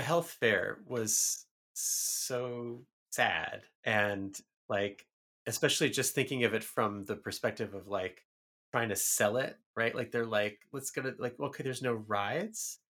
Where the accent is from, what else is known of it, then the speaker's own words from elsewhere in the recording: New York City, New York, United States; moved away as an adult; I grew up in the Bronx